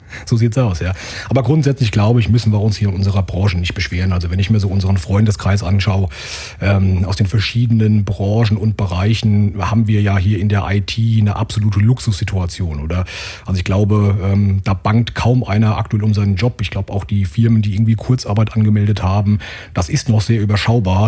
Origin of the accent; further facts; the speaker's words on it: Limburg an der Lahn, Hesse, Germany; Also ich komme hier aus Hessen, ja, aus dem schönen Limburg an der Lahn